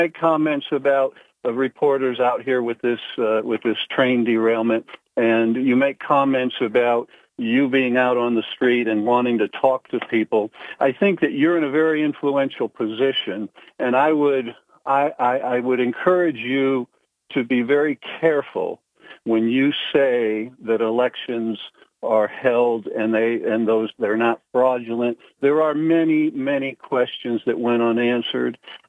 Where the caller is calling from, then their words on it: Pennsylvania, United States; I'm calling from Susquehanna County.